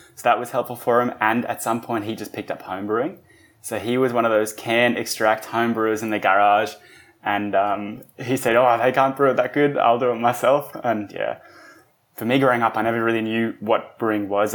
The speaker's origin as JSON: {"language": "English", "town": "Wollongong", "region": "New South Wales", "country": "Australia", "tie": "born or raised there", "also_born_or_lived": "Germany", "said": "I grew up here I do, however, have dual nationality. So I'm Australian"}